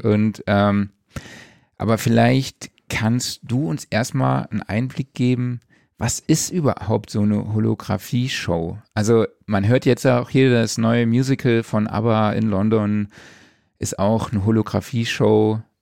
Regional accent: Saarland, Germany; bei mir ja direkt um die Ecke ist von meiner Heimat aus. Das ist ein Katzensprung vom Saarland.

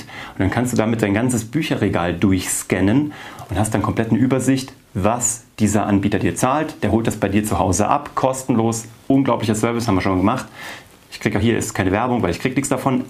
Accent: Kassel, Hesse, Germany; also born or lived in Cologne / Vienna; now in Munich, Germany; Ich komme aus Kassel, habe lange in Köln gelebt, dann in Wien

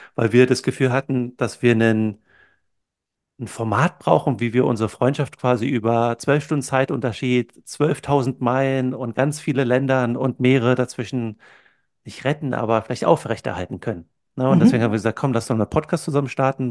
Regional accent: Brandenburg, Germany; moved away as an adult; also born or lived in Berlin / California / Maastricht / Silicon Valley; now in New Zealand; bin in der Nähe von Berlin aufgewachsen

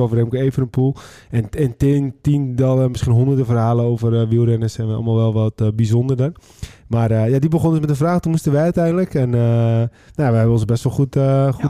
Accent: West Friesland, North Holland, Netherlands; wij komen uit West-Friesland

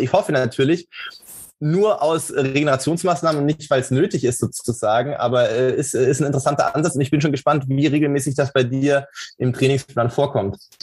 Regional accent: Sindelfingen, Baden-Württemberg, Germany; moved away; ich bin in, äh, im, im Schwäbischen groß geworden

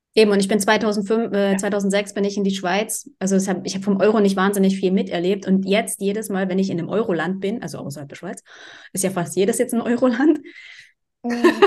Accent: Dresden, Saxony, Germany; ich bin in Dresden aufgewachsen

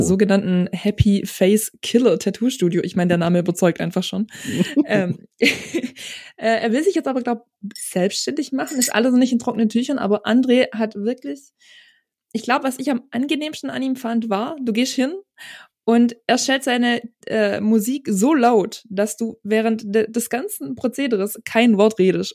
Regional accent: near Balingen, Baden-Württemberg, Germany; also born or lived in Starnberg, Bavaria; Ich komme auch nicht direkt aus Balingen, sondern aus einem ganz, ganz, ganz kleinen Kuhkaff, weit entfernt von Balingen

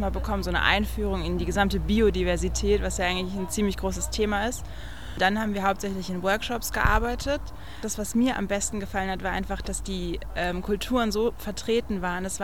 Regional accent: Frankfurt am Main, Hesse, Germany; bin 18 Jahre alt und ich komme aus Frankfurt am Main.

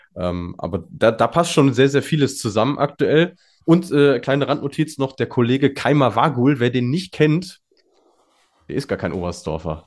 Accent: North Rhine-Westphalia, Germany; als Ostwestfale

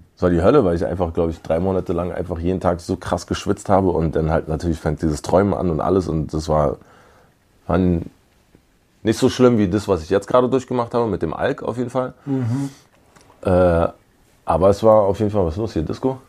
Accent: Berlin, Germany; also born or lived in Jamaica; ich bin ein Berliner Kind

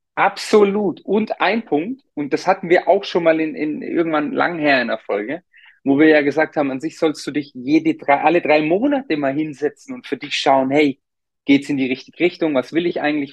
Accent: Germany; also born or lived in Munich; bei uns in Deutschland

